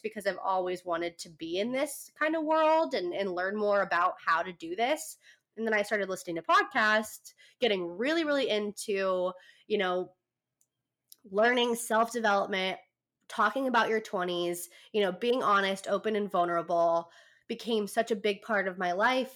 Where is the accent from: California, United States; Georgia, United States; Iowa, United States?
California, United States; now in San Diego, United States; I'm from California, kind of in the middle of nowhere, but I've lived in San Diego for the past ooh four years. So I've I've moved out when I was 17